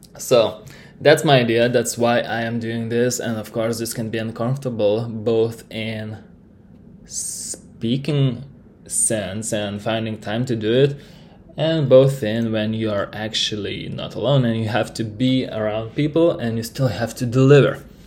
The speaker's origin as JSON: {"language": "English", "country": "Lithuania", "first_language": "Lithuanian", "second_language": "English", "said": "I am from Lithuania"}